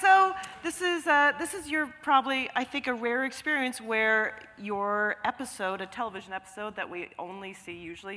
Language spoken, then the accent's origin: English; Canada; we are all Canadian.